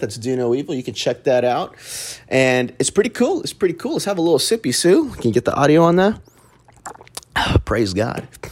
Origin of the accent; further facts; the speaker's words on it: Dallas, Texas, United States; I grew up in Oak Cliff